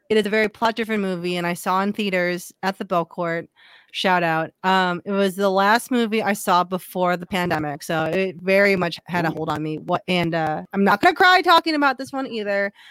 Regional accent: South Korea; born there; Like, and I'm also I'm South. I was born in South Korea.

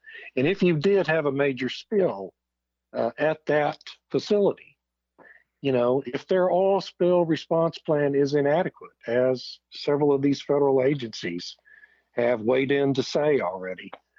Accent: South Texas, United States; I grew up down in South Texas and was at Port Aransas a lot.

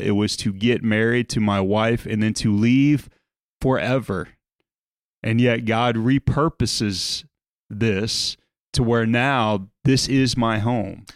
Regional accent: South Louisiana, United States; moved away as an adult; also born or lived in Chicago / Indiana / Dallas, Texas; I'm from South Louisiana.

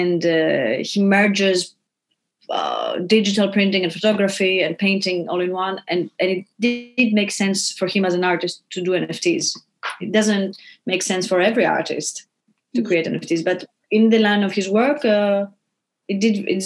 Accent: Greece; now in New York, United States; I'm from Greece

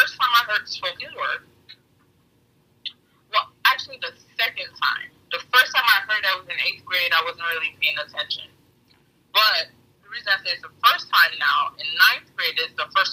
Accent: Fort Lauderdale, Florida, United States; I grew up in Lauderdale, Deepside

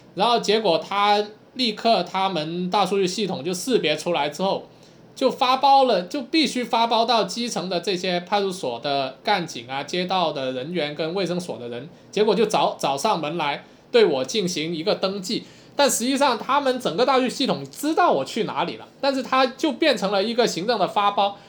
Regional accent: China; 我们中国人

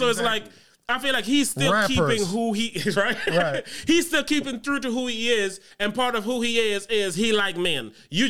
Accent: U.S. Virgin Islands; now in United States; I come from the Virgin Islands, which is an overly homophobic culture.

